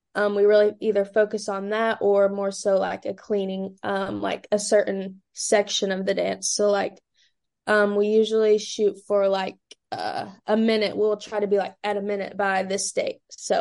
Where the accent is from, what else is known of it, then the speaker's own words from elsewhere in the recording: London, Kentucky, United States; now in Louisville, United States; my hometown is London, Kentucky, which is about 2 hours south of Louisville.